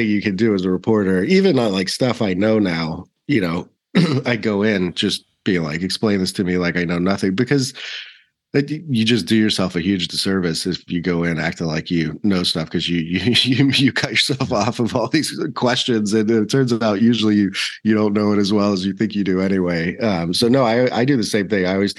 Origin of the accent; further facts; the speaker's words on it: South Africa; born there; accent: British South African; also born or lived in Australia; So I was born in South Africa and I used to have a very posh little British South African accent. And my mom is Australian. So I spent a lot of time in Australia as a kid.